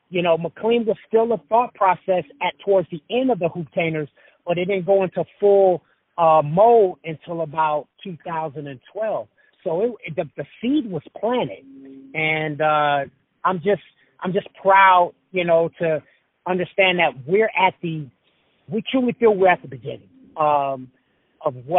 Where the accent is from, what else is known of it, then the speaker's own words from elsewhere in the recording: Los Angeles, California, United States; also born or lived in Idaho; I grew up in South Central L.A.